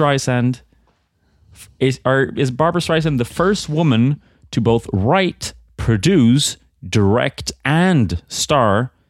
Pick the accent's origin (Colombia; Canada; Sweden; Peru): Sweden; English is a second language; I guess I'm from Sweden, you know? I'm more like a snowboarding type person.